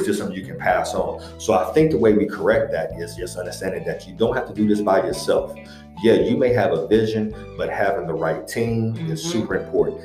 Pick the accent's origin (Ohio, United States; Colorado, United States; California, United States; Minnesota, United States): Ohio, United States; Akron; now in Columbus, United States; just a kid from Akron. So I'm originally from Akron, Ohio, here in Columbus, Ohio.